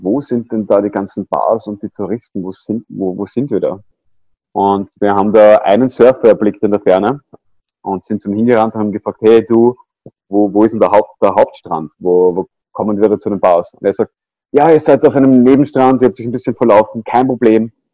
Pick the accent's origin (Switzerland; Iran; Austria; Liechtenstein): Austria; Vienna; ich bin aufgewachsen in Wien